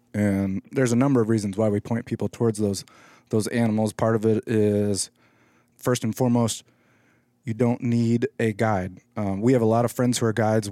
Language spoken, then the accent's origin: English; Alaska, United States; I grew up in Alaska and I've kinda hunted there all my life